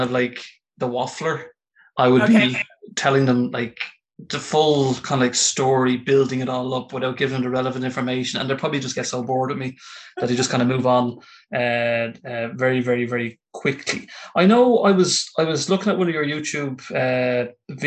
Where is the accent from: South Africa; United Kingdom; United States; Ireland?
Ireland; as an Irishman